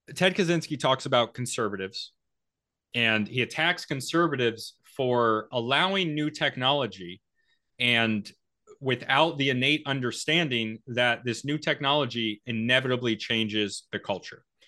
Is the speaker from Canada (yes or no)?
no; New England, United States; I, as a New Englander